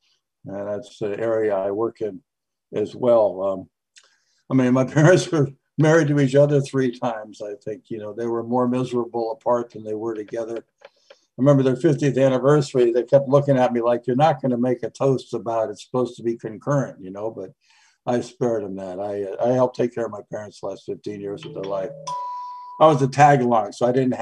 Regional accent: Connecticut, United States; I was raised in Connecticut

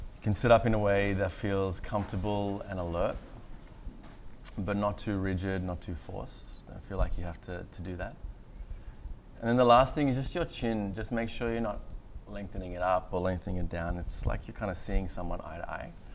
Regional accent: far north Queensland, Australia; born or raised there; also born or lived in Galle, Sri Lanka

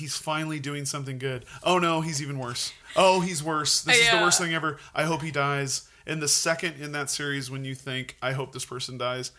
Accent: Helena, Montana, United States; growing up in Helena

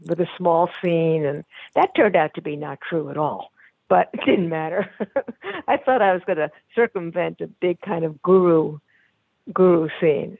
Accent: New York City, New York, United States; I was born in New York Hospital, and I grew up on East 23rd Street between 2nd and 3rd Avenues.

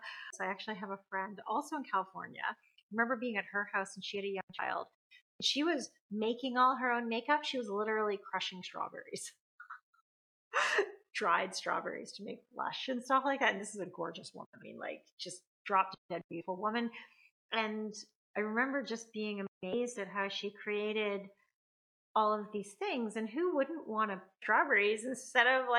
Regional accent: Canada; I'm Canadian

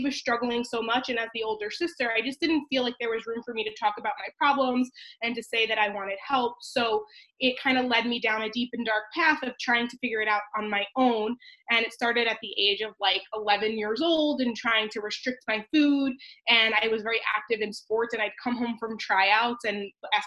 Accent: Long Island, New York, United States; I grew up on Long Island, New York

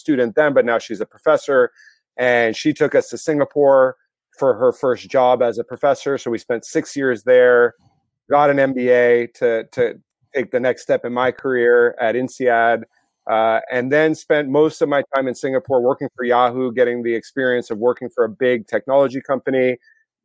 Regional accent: United States; moved away as an adult; I was born in the States. So I'm kind of a immigrant and now kind of career expat. Grew up in a small town

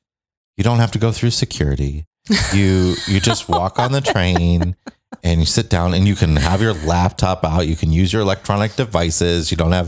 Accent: Milan, Illinois, United States; moved away; We are coming to you again from my hometown. Milan, Illinois.

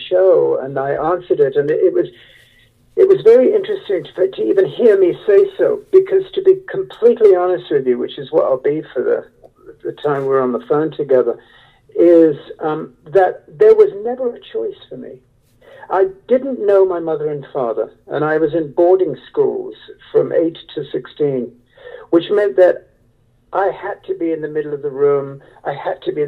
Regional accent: United Kingdom; moved away; I was raised in the Gothic Wuthering Heights atmosphere of British aristocracy

